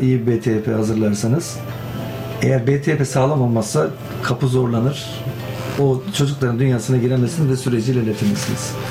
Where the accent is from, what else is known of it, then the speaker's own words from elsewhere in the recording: Kilis, Kilis Province, Turkey; ben Kilisliyim, Güneydoğuluyum